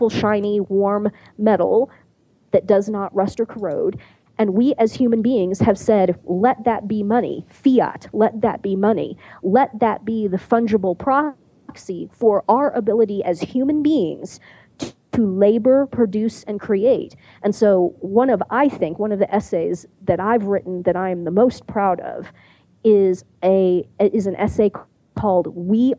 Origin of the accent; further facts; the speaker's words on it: Kansas City, United States; I grew up outside of Kansas City